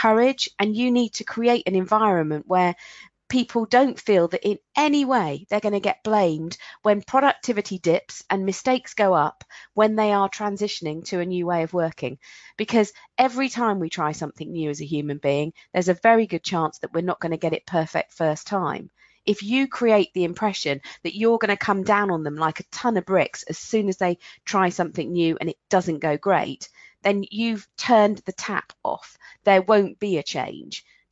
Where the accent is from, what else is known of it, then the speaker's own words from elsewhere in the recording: England, United Kingdom; I'm English